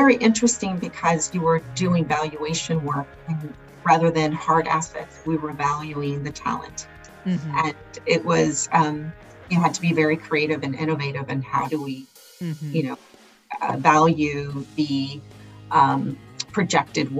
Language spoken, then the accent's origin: English; Los Angeles, California, United States; I'm a Los Angeles native, born and raised in Los Angeles, from immigrant parents that moved here from Mexico when they're early teens